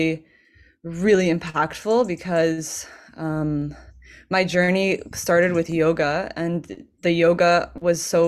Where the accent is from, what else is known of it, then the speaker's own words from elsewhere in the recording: California, United States; now in Portugal; I am from California originally